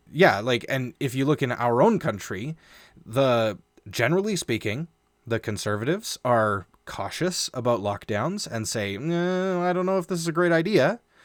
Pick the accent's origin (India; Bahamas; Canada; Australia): Canada; we are a Canadian show.